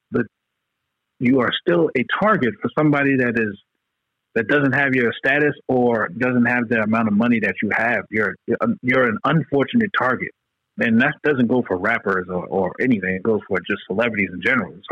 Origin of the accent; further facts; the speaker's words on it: New York, United States; because we're from New York